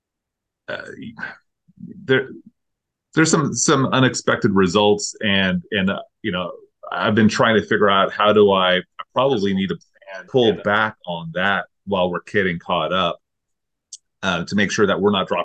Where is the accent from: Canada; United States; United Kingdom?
United States; Pacific Grove, California; that's like my hometown too